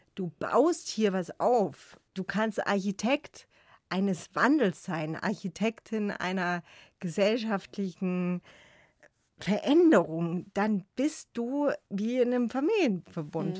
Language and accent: German; Chemnitz, Saxony, Germany; als Kind in Chemnitz an der Körperbehindertenschule